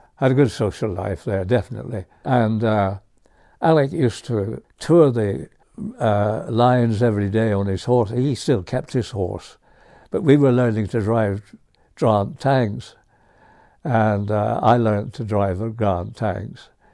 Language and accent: English; County Antrim, Northern Ireland, United Kingdom; moved away; I was born in Northern Ireland